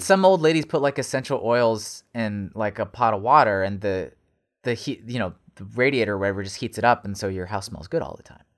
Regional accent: United States; Americans, yeah, we have the bag in the cup.

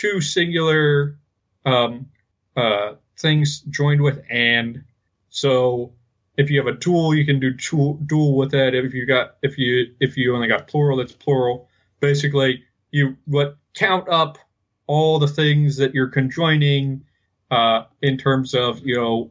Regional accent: United States; accent: American English; we're both American English speakers

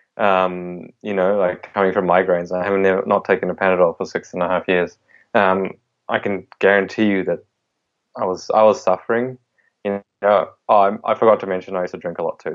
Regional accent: India; I was born in India

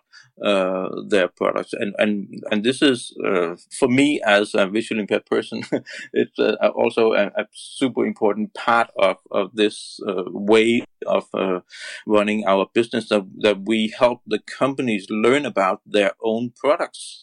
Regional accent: Denmark; I'm from Denmark, and Denmark is a very small country. We are only 5 million

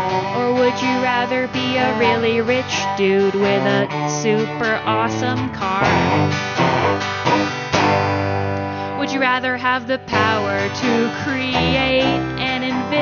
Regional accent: Portland, Oregon, United States; We are here from Portland.

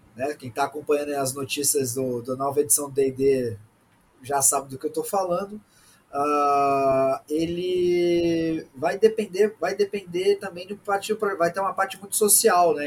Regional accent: Brazil; Sou brasileiro médio

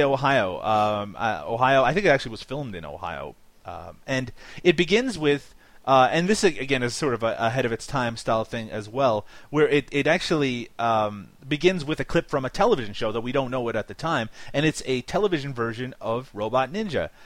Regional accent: Canada; accent: Canadian; my Canadian accent

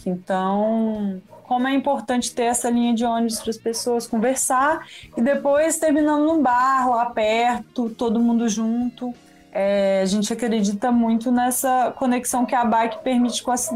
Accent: Espírito Santo, Brazil; eu sou capixaba e também não sei traduzir lambi de outra forma.

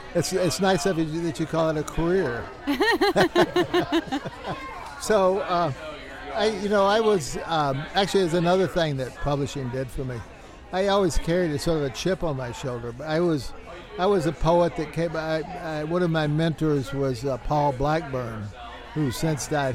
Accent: the South, United States; born or raised there; also born or lived in Albuquerque; now in El Paso, United States

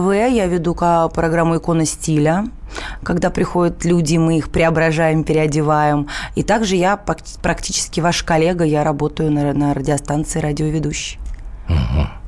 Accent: Moscow, Russia; у папы в Москве, я москвичка

